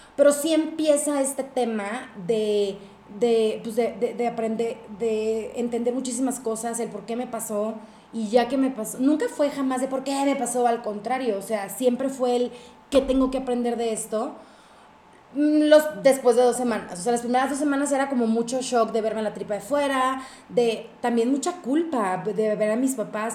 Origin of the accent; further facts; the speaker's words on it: northern Mexico, Mexico; yo soy grandotona, alta, norteña, escandalosa